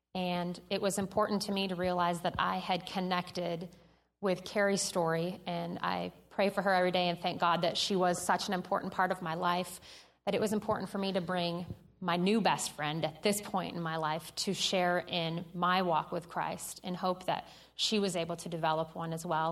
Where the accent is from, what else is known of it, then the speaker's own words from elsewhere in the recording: Michigan, United States; moved away as an adult; I grew up in Michigan